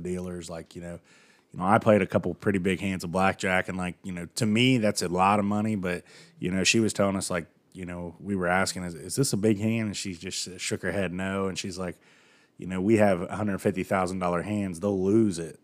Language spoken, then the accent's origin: English; United States; I'm from the United States